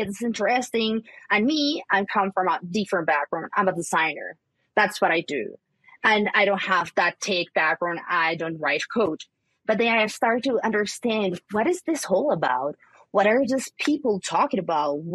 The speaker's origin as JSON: {"language": "English", "country": "Colombia", "said": "I'm from Colombia. I'm currently based in Colombia"}